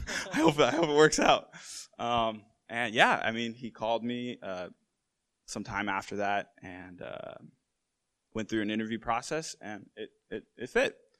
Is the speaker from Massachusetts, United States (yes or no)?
yes; Massachusetts, United States; I'm from Massachusetts